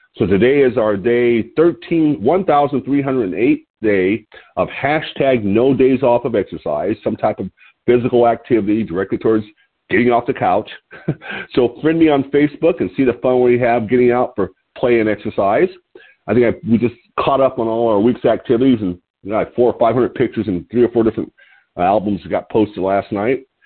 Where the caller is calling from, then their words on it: Lompoc, California, United States; I'm calling in from Lompoc, California, which is 54 miles north of Santa Barbara on California's beautiful Central Coast.